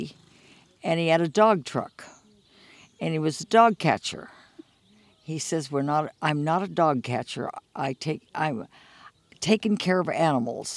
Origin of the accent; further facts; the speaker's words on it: Bakersfield, California, United States; I was born and raised right here in Bakersfield